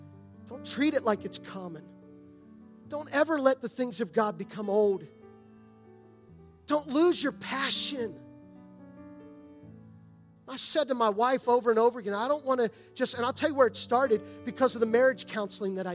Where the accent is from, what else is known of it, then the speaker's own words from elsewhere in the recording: outside of Gettysburg, Pennsylvania, United States; I grew up outside of Gettysburg.